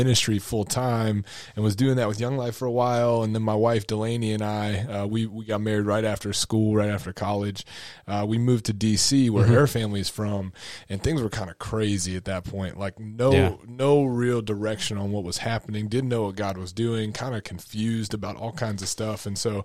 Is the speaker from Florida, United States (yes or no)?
no; Bridgeport, West Virginia, United States; also born or lived in Morgantown, West Virginia; I grew up in West Virginia, grew up in Bridgeport and came to WVU.